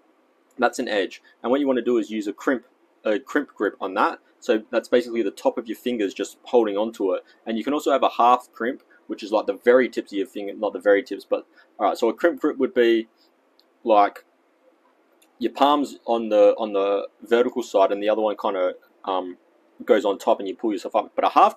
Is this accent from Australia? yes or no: yes; Australia; accent: Australian; But today, I guess my American accent has shown through. I mean, my Australian accent.